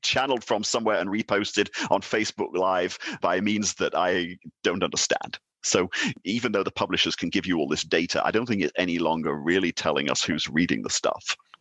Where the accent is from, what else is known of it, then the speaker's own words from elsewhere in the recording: United Kingdom; now in Denmark; I'm British and I'm sitting here in Denmark, heading a Nordic Institute